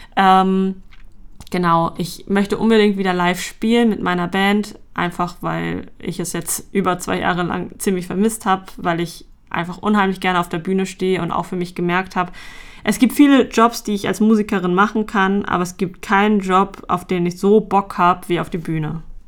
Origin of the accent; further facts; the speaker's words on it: Hamburg, Germany; ich komme aus Hamburg